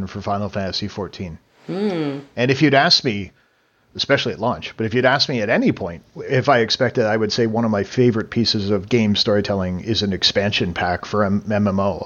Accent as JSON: {"language": "English", "country": "Canada", "said": "as a Canadian"}